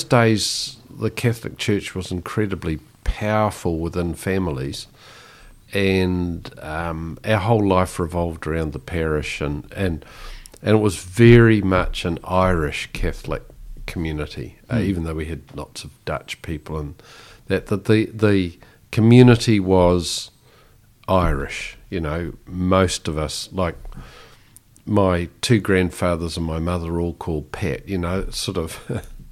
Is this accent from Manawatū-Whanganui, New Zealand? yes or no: yes; Palmerston North, Manawatū-Whanganui, New Zealand; moved away; also born or lived in Christchurch; I grew up in Palmerston North